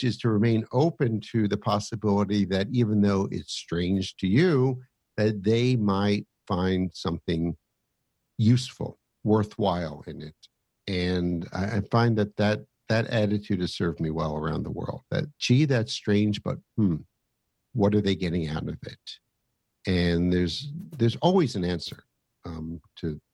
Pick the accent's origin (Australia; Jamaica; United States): United States